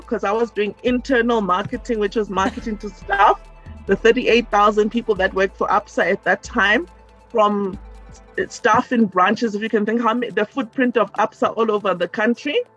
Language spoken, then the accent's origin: English; Pretoria, Gauteng, South Africa; also born or lived in Cape Town; growing up in Pretoria